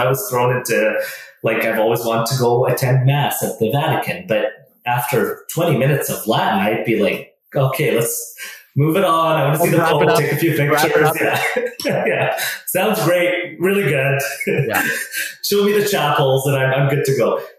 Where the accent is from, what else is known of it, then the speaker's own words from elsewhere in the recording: Canada; also born or lived in Middle East; that's the church I grew up in here in Canada.